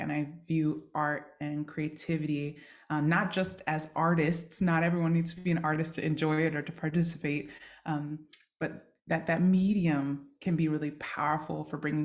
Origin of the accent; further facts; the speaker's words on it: Seattle, Washington, United States; also born or lived in Yokohama, Japan; I grew up in Seattle, Washington, occupied Duwamish territory.